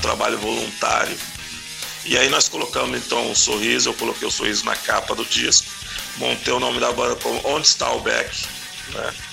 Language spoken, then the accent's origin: Portuguese; Araçatuba, São Paulo, Brazil; also born or lived in Rio de Janeiro; eu sou nascido e criado em São Paulo. me mudei para o interior de São Paulo ainda ah. novinho.